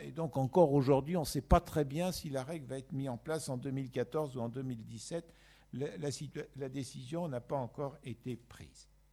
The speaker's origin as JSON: {"language": "French", "country": "France", "said": "en tant que Français"}